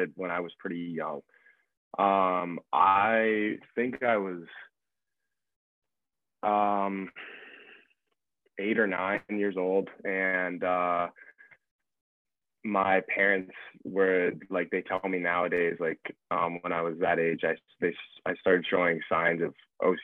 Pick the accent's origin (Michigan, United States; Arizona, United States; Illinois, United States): Arizona, United States; Phoenix; moved away; I'm from Phoenix, Arizona. Grew up playing for the Phoenix Junior Coyotes